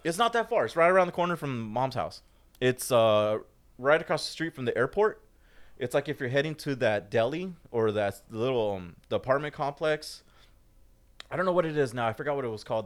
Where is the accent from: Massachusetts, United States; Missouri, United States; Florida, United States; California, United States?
California, United States; Fullerton; I grew up in Fullerton. Most of my life, Fullerton